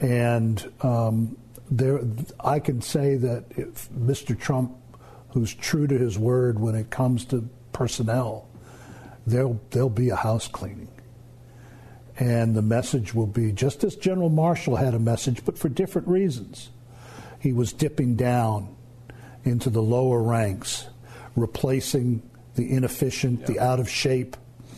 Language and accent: English; England, United Kingdom; Growing up in England and seeing in beautiful places like Bath, the fragment marks on the beautiful buildings of the Royal Crescent from the Luftwaffe bombs.